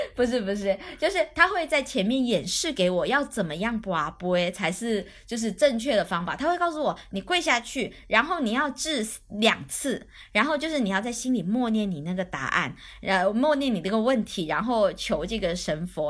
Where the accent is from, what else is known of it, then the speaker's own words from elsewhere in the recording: Guangdong, China; now in Shenzhen, China; 我这边是潮汕人，就是广东地区里面的算命重灾区，就迷信重灾区